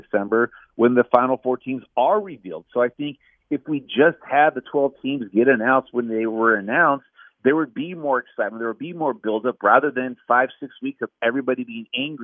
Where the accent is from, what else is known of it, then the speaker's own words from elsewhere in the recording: Southern California, United States; I grew up in Southern California, grew up going to the Rose Bowl game with my grandpa